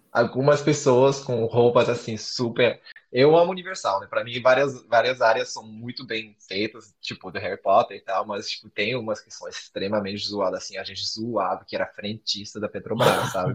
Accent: Florianópolis, Santa Catarina, Brazil; eu sou de Floripa

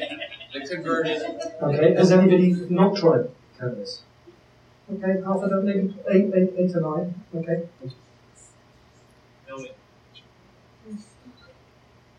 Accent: United Kingdom; moved away as an adult; now in Canada; I'm originally from the UK

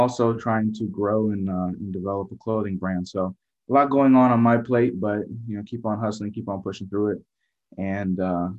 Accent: Gaithersburg, Maryland, United States; moved away as an adult; now in Miami, United States; I was born and raised in Gaithersburg, Maryland.

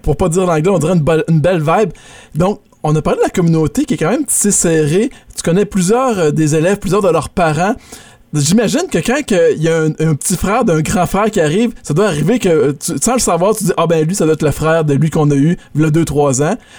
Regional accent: Quebec, Canada; moved away; nous, euh, toi et moi, on est, on est du Québec

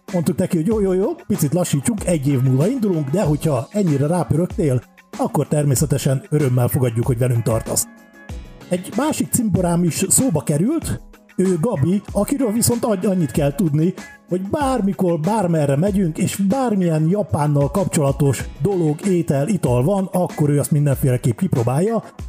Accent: Hungary; olyan magyarként

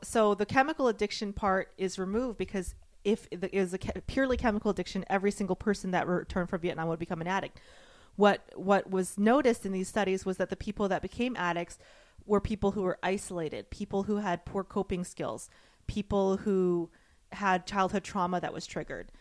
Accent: the South, United States; I grew up in the South

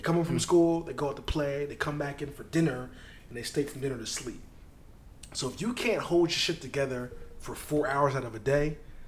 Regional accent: New York, United States; As a New Yorker, you know, you're in the stoop.

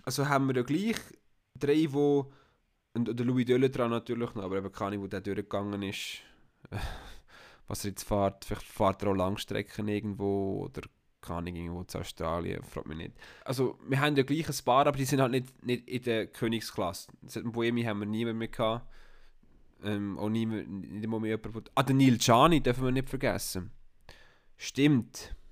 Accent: Switzerland

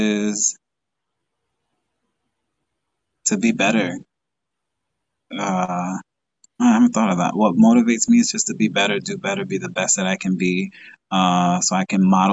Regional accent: Dominican Republic; now in Long Island, United States; I'm from the Dominican Republic, so I love going there. But to be honest, I like to go home. I'm away from my family, so going back home to New York, Long Island, that's always a fun time for me.

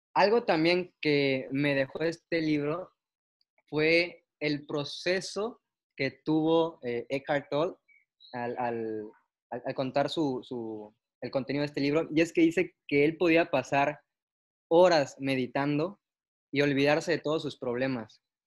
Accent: Tapachula, Chiapas, Mexico; now in Mérida, Mexico; Yo soy de Tapachula, pero ando viviendo en Mérida

